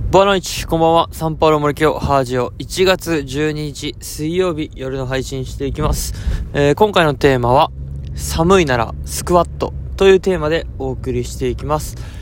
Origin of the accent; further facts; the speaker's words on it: Okayama, Japan; now in Goto, Japan; 気温だけ見ると、僕の実家の方が、あのー、零度とか、氷点下マイナス一、二度行ってたんで、気温だけだと、やっぱうん、岡山の方が寒かったな